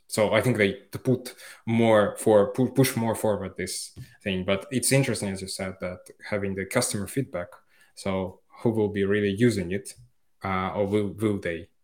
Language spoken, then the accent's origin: English; Finland; moved away as an adult; now in Barcelona, Spain; I'm from Finland